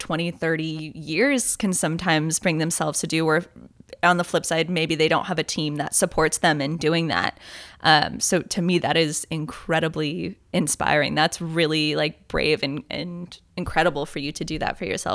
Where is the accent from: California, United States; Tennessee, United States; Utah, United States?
California, United States; Bay Area; I'm from Bay Area, California